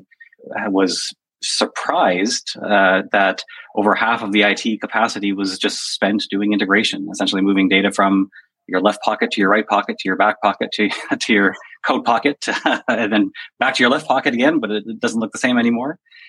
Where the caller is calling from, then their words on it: Toronto, Ontario, Canada; From Toronto.